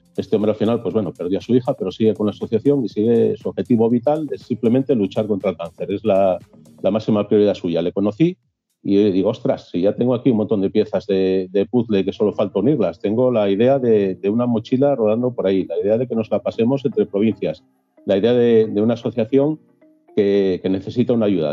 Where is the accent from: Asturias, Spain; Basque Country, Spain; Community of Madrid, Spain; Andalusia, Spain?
Asturias, Spain; Gozón; now in Gijón, Spain; soy nacido en Gozón, muy cerquita al Cabo Peñas